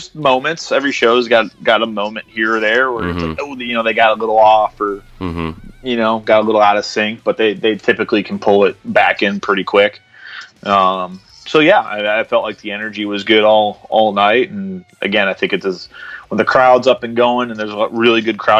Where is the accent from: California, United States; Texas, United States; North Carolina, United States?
North Carolina, United States; I say, North Carolina.